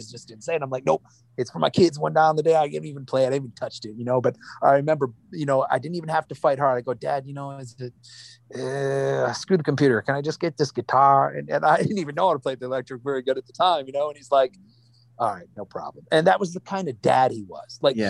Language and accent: English; Wisconsin, United States; You know, look, we grew up in Wisconsin. Wisconsin, how mad can we be, man?